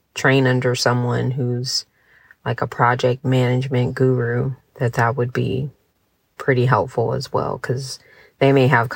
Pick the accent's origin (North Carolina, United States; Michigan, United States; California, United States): California, United States; San Diego; moved away as an adult; now in Montgomery, United States; I am from San Diego, California. I was born and raised there